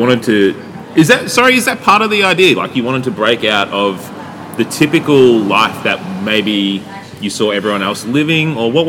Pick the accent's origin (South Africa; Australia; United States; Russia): Australia; Yarram, Victoria; born or raised there